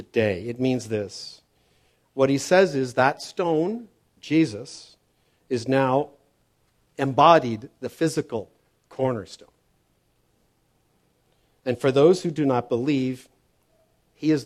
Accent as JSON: {"language": "English", "town": "Toronto", "region": "Ontario", "country": "Canada", "tie": "born or raised there", "said": "When I grew up in Toronto, he was a general manager of a construction company"}